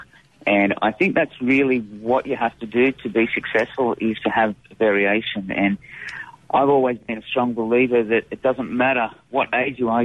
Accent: Sydney, New South Wales, Australia; moved away as an adult; now in Clarksdale, United States; I'm from Sydney, Australia. We traveled all the way from Sydney with my wife and my three dogs to come and settle in Clarksdale, Mississippi

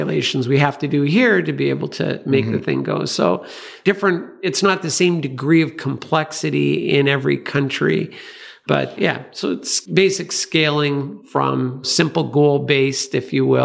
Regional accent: Canada; coming from Canada

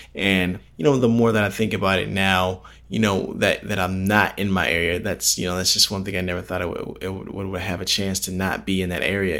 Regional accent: Palos Hills, Illinois, United States; my hometown area, Palos Hills, Illinois

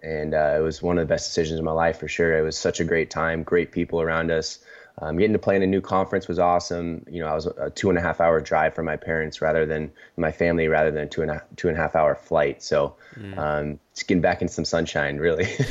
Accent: San Diego, California, United States; also born or lived in Seattle / Los Angeles; born and raised in San Diego

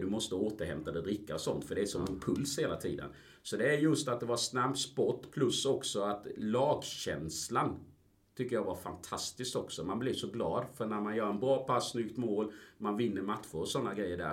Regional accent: Ingelstad, Kronoberg County, Sweden; moved away as an adult; also born or lived in Colombia / Gothenburg; Jag är en smålänning kan man väl säga. Eh, jag kommer från Ingelstad, en liten by utanför Växjö, två mil

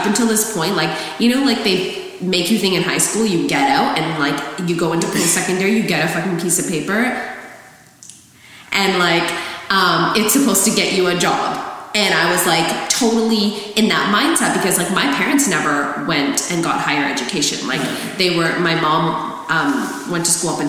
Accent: Surrey, British Columbia, Canada; I grew up pretty fortunate because I grew up in Surrey.

